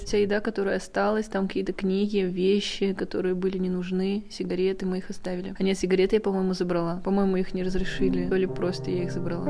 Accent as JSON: {"language": "Russian", "town": "Ufa", "region": "Bashkortostan", "country": "Russia", "said": "я из Уфы"}